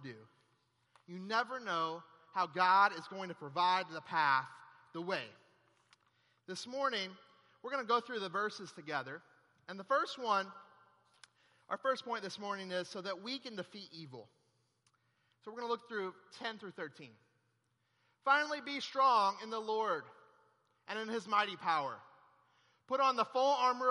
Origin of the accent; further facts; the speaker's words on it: Florida, United States; also born or lived in Monroe, Louisiana; I flew back home here to Florida